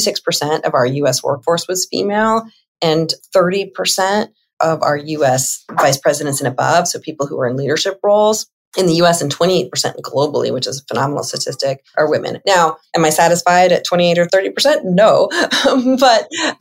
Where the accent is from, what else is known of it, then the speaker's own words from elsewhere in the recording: Los Angeles, California, United States; I grew up in Los Angeles. So I am a California girl at heart